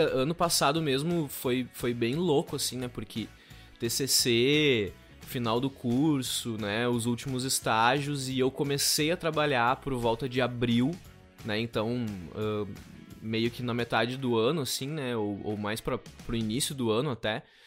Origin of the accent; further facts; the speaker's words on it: Canguçu, Rio Grande do Sul, Brazil; also born or lived in Pelotas; Na minha cidade natal, que eu sou natural de Canguçu.